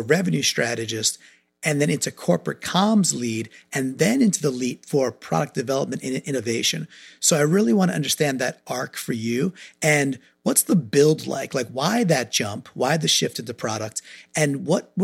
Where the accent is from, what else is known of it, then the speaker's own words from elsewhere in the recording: New York, United States; now in Connecticut, United States; I grew up in New York, so I'm a Northeasterner. I live in Connecticut